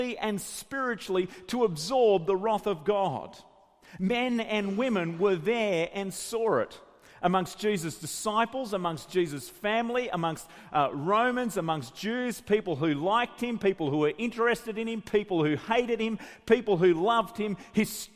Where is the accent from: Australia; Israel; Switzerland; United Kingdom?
Australia; Grafton, New South Wales; my hometown, Grafton